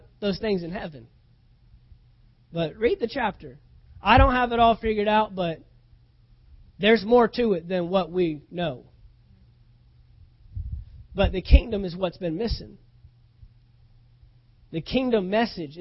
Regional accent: United States; we're American citizens because we were born in this nation

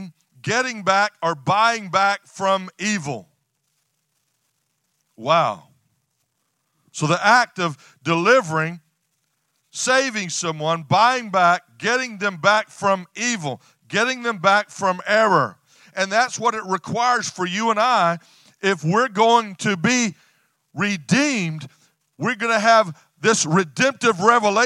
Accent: West Texas, United States; I'm from West Texas, a ranching family

